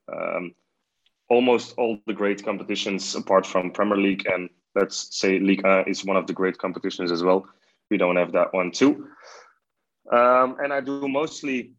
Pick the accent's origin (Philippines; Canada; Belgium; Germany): Belgium; i'm just a belgian journalist